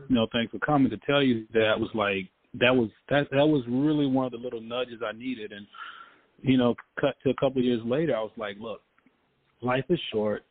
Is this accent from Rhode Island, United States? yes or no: no; Memphis, Tennessee, United States; growing up in Memphis, you know, I, I played football